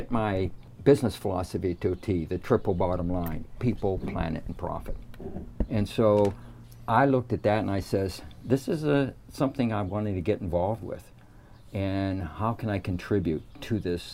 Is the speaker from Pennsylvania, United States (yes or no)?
yes; New Kensington, Pennsylvania, United States; moved away; also born or lived in San Francisco; I grew up in Western Pennsylvania in a little town called New Kensington, just 18 miles north of Pittsburgh on the Allegheny River